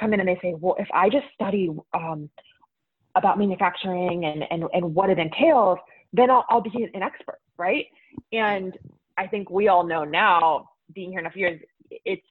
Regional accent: Pittsburgh, Pennsylvania, United States; moved away as an adult; also born or lived in San Francisco; I grew up in Pittsburgh, Pennsylvania

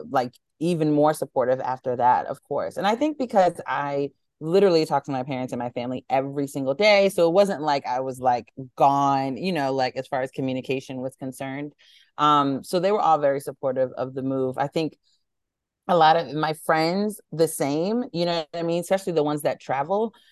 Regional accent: New York City, New York, United States; moved away as an adult; also born or lived in Boston / Atlanta, Georgia; grew up, born and raised in Harlem

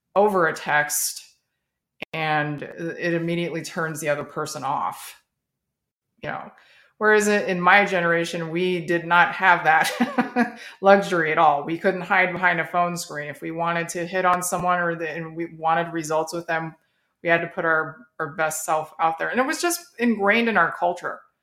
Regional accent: Las Vegas, Nevada, United States; moved away as an adult; now in Texas, United States; I'm, I'm a native Las Vegas, native of Las Vegas

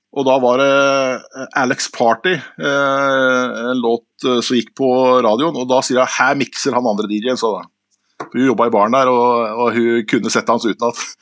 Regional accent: Skien, Vestfold og Telemark, Norway; moved away; also born or lived in Stavanger; jeg er fra Skien, men jeg bodde i Stavanger.

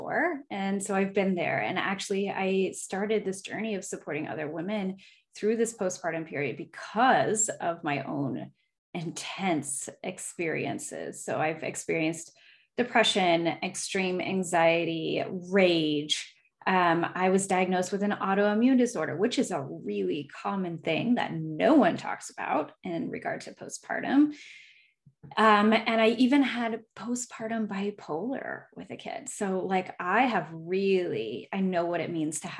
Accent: Alaska, United States; I was a military kid, and so we moved here when I was like six. So I just tell people I'm from here

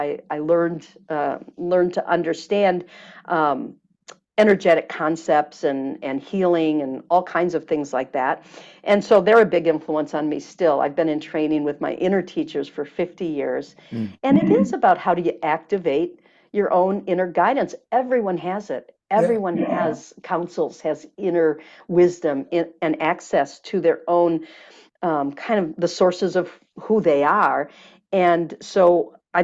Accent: Michigan, United States; now in California, United States; I'm from Michigan

